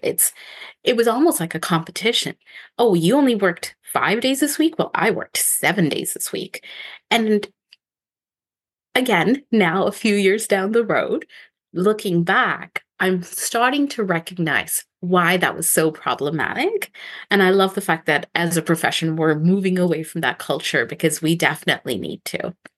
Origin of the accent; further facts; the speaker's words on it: Ontario, Canada; moved away as an adult; now in Victoria, Canada; I'm from Ontario